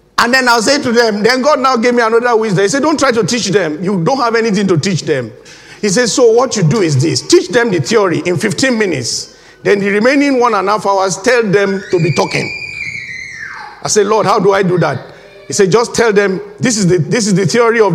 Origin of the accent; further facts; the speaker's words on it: Nigeria; moved away as an adult; now in United Kingdom; When I first came into this country, I was fresh from Nigeria